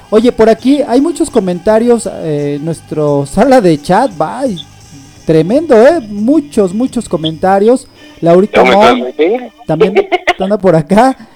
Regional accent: France; yo soy francés.

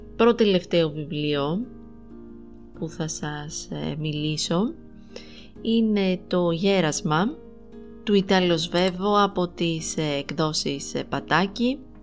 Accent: Greece; εμείς ως Έλληνες αναγνώστες

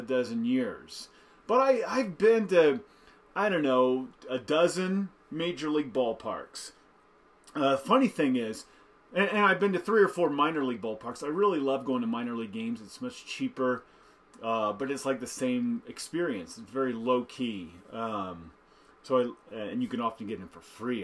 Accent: Central Indiana, United States; I grew up in Central Indiana

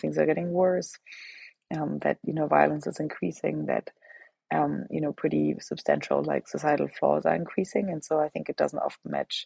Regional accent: Germany; moved away; I grew up in Germany, and that's where I'm from

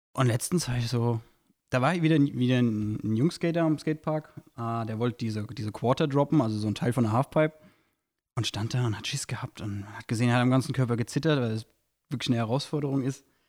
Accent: Goddelau, Hesse, Germany; ich bin in Gottelau groß geworden

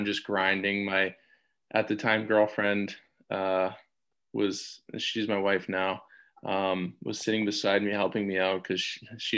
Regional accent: Edmonton, Alberta, Canada; it's like my hometown, my family's there

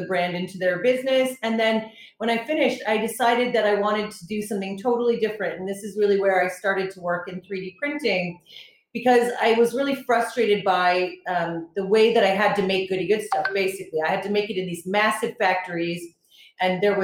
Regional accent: New York, United States; moved away as an adult; also born or lived in Boulder, Colorado; now in Birmingham, United Kingdom; I was born in New York, and I actually came to England for my master's degree

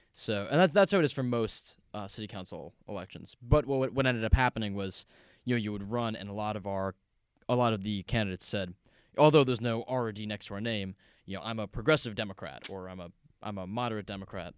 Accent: just outside Seattle, Washington, United States; also born or lived in New York City; I grew up, um, just outside Seattle, Washington

